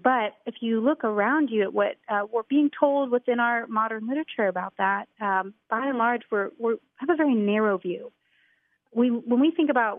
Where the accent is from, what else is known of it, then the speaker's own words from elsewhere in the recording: Houston, Texas, United States; I grew up in the Houston area in a great family